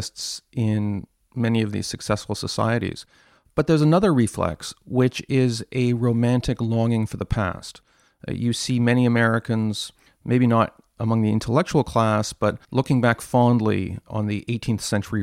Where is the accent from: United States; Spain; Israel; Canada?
Canada; I'm from Canada, where everyone's more polite